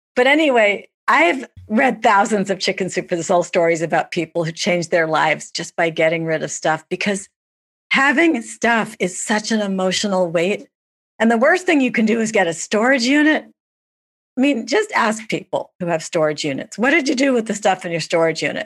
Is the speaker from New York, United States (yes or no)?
yes; New York, United States; I'm a New Yorker